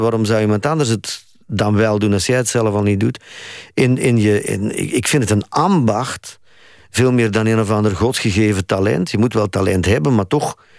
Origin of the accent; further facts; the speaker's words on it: Flanders, Belgium; ik als Vlaming